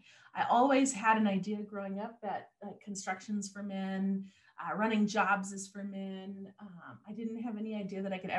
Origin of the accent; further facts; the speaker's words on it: Mount Vernon, Washington, United States; born there; also born or lived in Bellingham / Seattle / Anchorage, Alaska / Southern California; No. I was born in Mount Vernon. We lived everywhere from Bellingham to Seattle, Anchorage, Alaska. I spent a couple summers growing up down in Southern California.